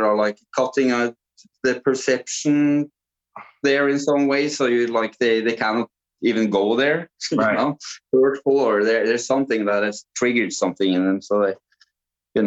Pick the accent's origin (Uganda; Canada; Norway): Norway; I grew up in a small village with 3,000 people, and that was my whole mountain village, you know, in Norway